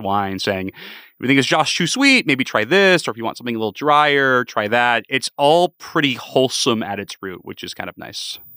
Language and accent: English; San Diego, California, United States; growing up in San Diego, California, we were more of a yellowtail family